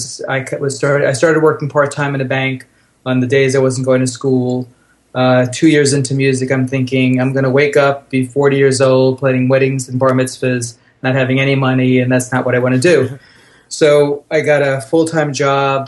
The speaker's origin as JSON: {"language": "English", "area": "Long Island", "region": "New York", "country": "United States", "tie": "born or raised there", "also_born_or_lived": "Brooklyn", "said": "I was born on Long Island. My parents had a house."}